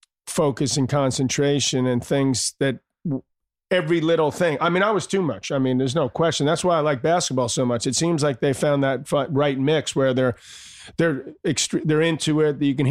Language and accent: English; New York City, New York, United States; also born or lived in Malibu, California; I grew up in Douglas and Queens.